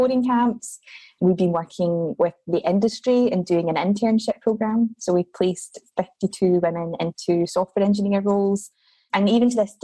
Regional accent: Scotland, United Kingdom; moved away as an adult; now in Australia; I'm from Scotland originally

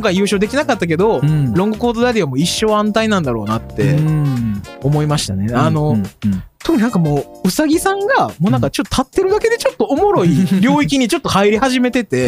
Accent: Osaka, Japan; 僕は大阪人

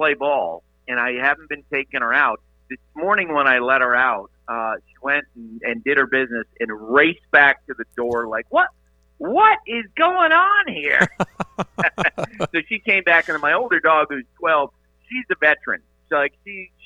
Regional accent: Vermont, United States; now in Montana, United States; I'm from Vermont

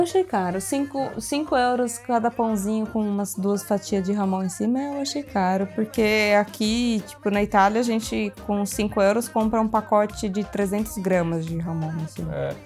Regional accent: Brazil; now in Italy; a gente é brasileiro

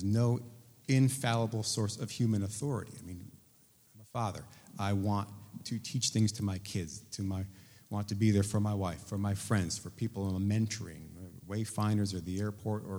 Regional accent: Hartford, Connecticut, United States; I'm from Hartford, Connecticut.

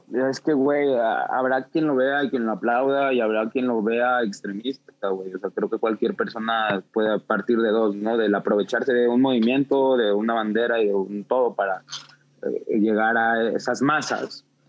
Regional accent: Mexico City, Mexico; crecí en Santo Domingo, Coyoacán.

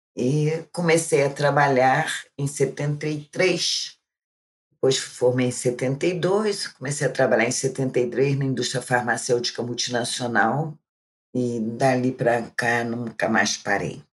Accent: Rio de Janeiro, Brazil; eu sou aqui do Rio de Janeiro, né? Eu já sou uma pessoa idosa, como vocês sabem. Eu comecei minha vida muito cedo, minha vida de trabalho. Eu nasci na Penha

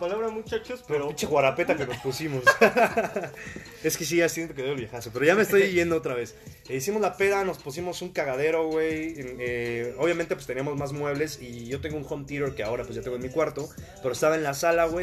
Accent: Mexico; unos pinches mexicanos desmadrosos

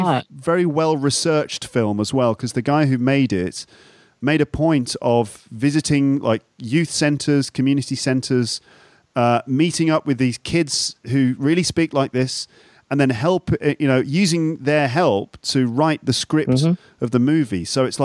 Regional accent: Solihull, West Midlands, United Kingdom; In fact, I'm from Solihull, which is just on the outskirts of Birmingham.

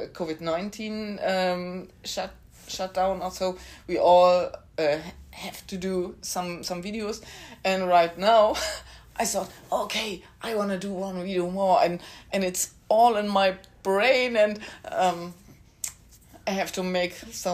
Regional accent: Bad Bramstedt, Schleswig-Holstein, Germany; Yes, me forever. I never go out of this town.

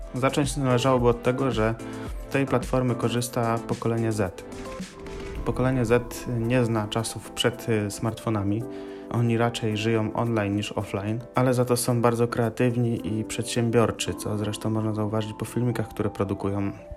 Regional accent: Gorzów Wielkopolski, Lubusz Voivodeship, Poland; jestem z Gorzowa Wielkopolskiego.

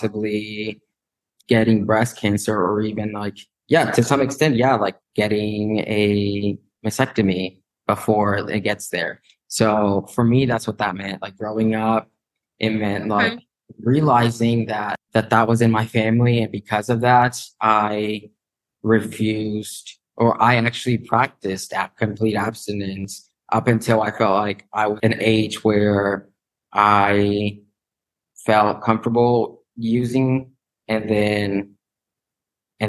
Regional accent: Northwest Arkansas, United States; moved away as an adult; also born or lived in Guadalajara, Jalisco, Mexico; now in Missouri, United States; Moved to Arkansas, Northwest Arkansas, and basically was raised there

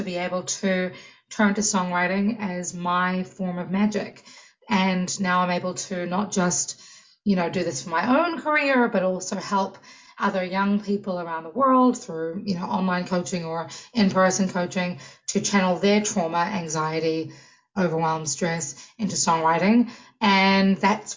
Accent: New Zealand; moved away as an adult; now in United States; New Zealand, where I'm from

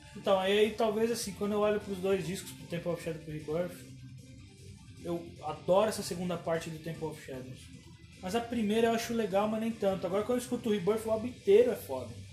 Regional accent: São Paulo, Brazil; lá na, na freguesia do Ó, onde eu cresci

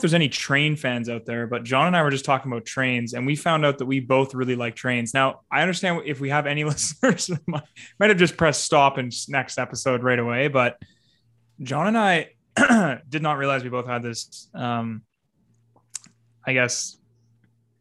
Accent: Wakefield, Quebec, Canada; It was going between Chelsea and Wakefield. And it was right in my hometown. I used to run next to it as a kid

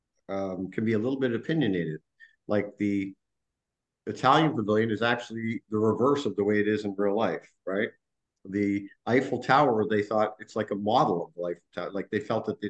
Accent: Canada; I'm coming from Canada

